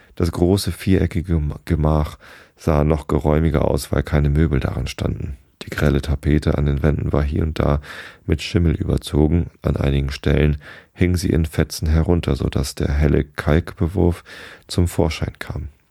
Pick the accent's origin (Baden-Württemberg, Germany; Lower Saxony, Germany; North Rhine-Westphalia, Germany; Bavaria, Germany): Lower Saxony, Germany; Wistedt; in Hamburg oder beziehungsweise in Wistedt, wo ich aufgewachsen bin